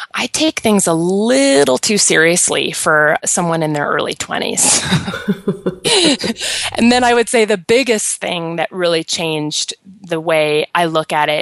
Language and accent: English; Colorado, United States; also born or lived in East Coast; I moved back from the East Coast to Colorado, which is where I'm from